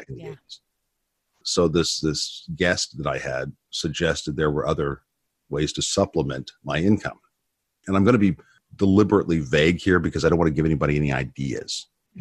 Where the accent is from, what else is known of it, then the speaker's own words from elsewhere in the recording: Orlando, Florida, United States; moved away; also born or lived in Colorado; I was born in Florida and grew up in Central Florida in Orlando